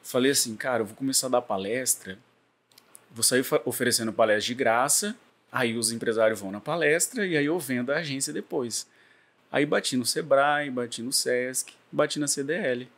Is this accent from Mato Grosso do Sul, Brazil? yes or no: yes; Campo Grande, Mato Grosso do Sul, Brazil; moved away as an adult; also born or lived in Rio de Janeiro; now in Campos dos Goytacazes, Brazil; eu sou do, de Campo Grande, Mato Grosso do Sul